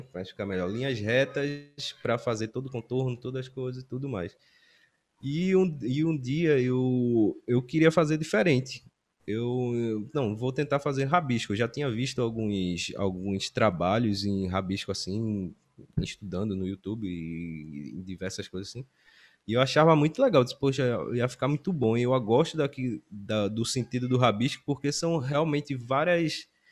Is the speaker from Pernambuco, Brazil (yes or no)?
yes; Recife, Pernambuco, Brazil; also born or lived in Timbaúba, Pernambuco / Aliança, Pernambuco; eu nasci em Timbaúba, na zona da Mata Norte. E mas desde sempre eu moro aqui em Recife.